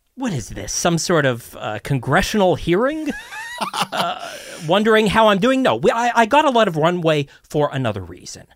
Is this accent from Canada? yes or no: yes; Toronto, Ontario, Canada; born and raised in Toronto